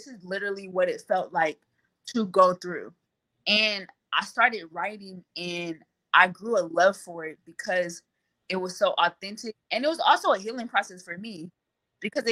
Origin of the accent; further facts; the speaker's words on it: California, United States; I'm from California and it's hot out here.